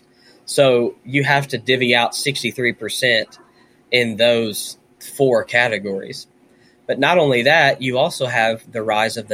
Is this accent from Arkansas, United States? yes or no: yes; Conway, Arkansas, United States; also born or lived in Nashville, Tennessee; I was raised in Nashville for a little while and then in Central Arkansas.